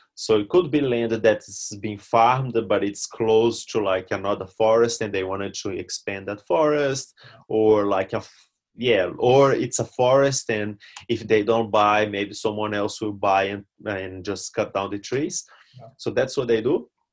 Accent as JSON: {"language": "English", "country": "Brazil", "tie": "born or raised there", "second_language": "English", "moved": "as an adult", "lives_now": "New Zealand", "said": "my home near my hometown, but nothing too crazy uh, back in Brazil."}